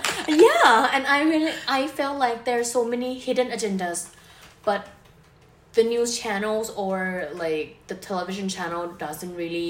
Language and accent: English; Bangkok, Thailand; I was born in Bangkok, Thailand. So basically I've been hanging around Thailand for my whole life. So I'm 31 years old now.